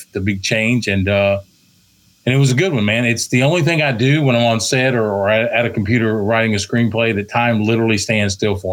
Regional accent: Texas, United States; accent: twang; also born or lived in Virginia; I was born in Virginia, raised in Texas. So you're probably going to hear a twang to my voice, which I'll never relinquish

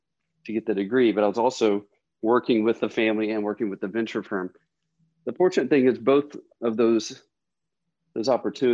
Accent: Mississippi, United States; moved away as an adult; also born or lived in Alabama; now in Austin, United States; I grew up in Mississippi

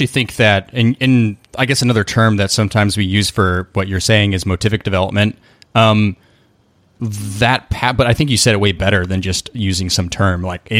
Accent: New York City, New York, United States; we're both from New York City. That's why you use that.

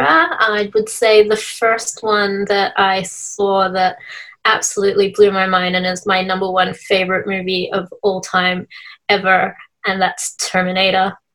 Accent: Melbourne, Victoria, Australia; now in Sydney, Australia; I was originally from Victoria, hmm. Melbourne, but um, I'm currently in Sydney at the moment.

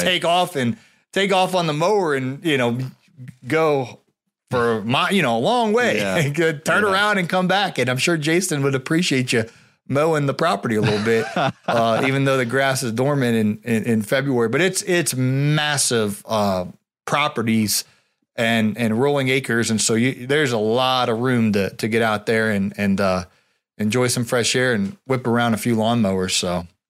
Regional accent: Ohio, United States; moved away; I grew up in Ohio

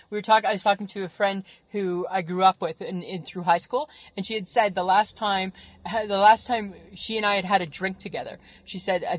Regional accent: Barrie, Ontario, Canada; back where we grew up in Barrie, Ontario

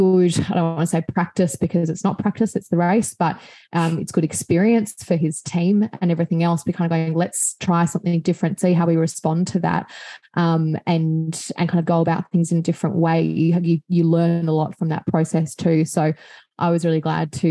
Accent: Australia; I'm Australian

